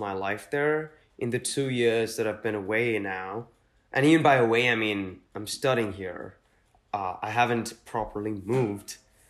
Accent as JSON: {"language": "English", "town": "Mumbai", "region": "Maharashtra", "country": "India", "tie": "born or raised there", "said": "growing up in Mumbai, which is not where most of my family was from"}